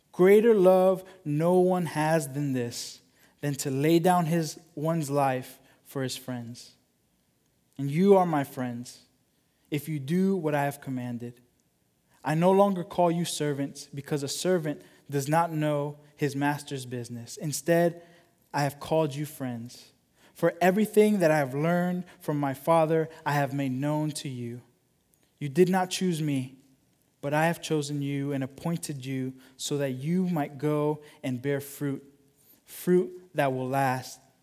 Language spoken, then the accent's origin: English; United States; as American followers of Jesus